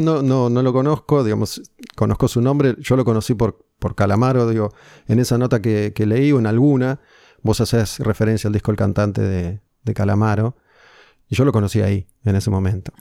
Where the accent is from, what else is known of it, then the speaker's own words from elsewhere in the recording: Argentina; uno como argentino